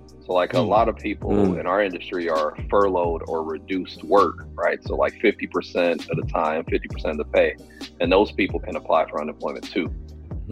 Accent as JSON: {"language": "English", "town": "Cleveland", "region": "Ohio", "country": "United States", "said": "I'm from Cleveland"}